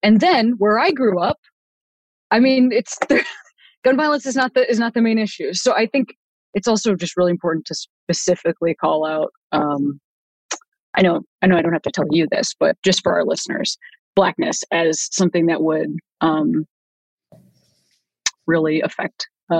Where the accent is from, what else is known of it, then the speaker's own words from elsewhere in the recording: Chicago, Illinois, United States; being a Black person living in America, of course, the concept that, like, I'm from Chicago